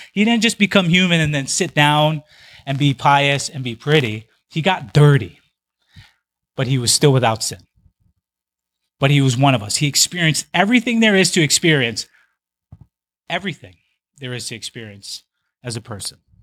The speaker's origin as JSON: {"language": "English", "region": "Big Island of Hawaii", "country": "United States", "tie": "born or raised there", "moved": "as an adult", "said": "I spent the first twenty years of my life on the Big Island of Hawaii"}